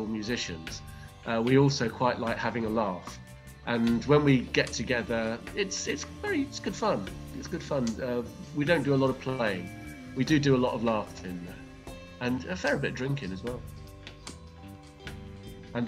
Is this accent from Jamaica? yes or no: no; England, United Kingdom; now in Greece; and I'm from England, but we live on an island off the coast of Greece